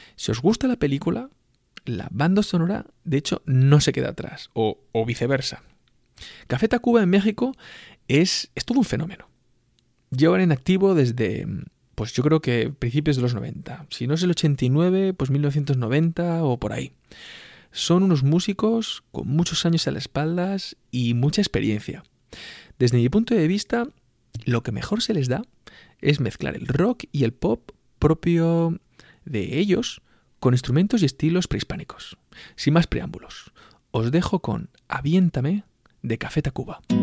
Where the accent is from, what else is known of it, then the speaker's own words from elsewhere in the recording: Spain; los españoles nos sentimos